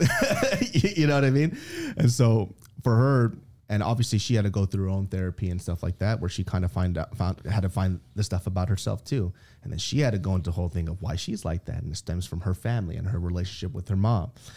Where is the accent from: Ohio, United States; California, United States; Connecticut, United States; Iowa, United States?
California, United States; Sacramento; I grew up in Sacramento, California, the south side of Sacramento.